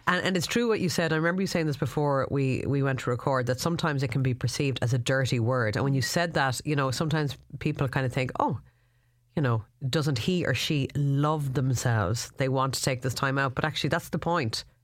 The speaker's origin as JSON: {"language": "English", "country": "Ireland", "said": "as Irish people"}